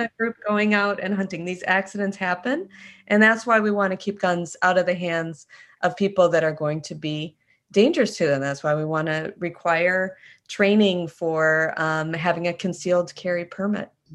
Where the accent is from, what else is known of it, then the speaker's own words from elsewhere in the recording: Wisconsin, United States; I grew up in Wisconsin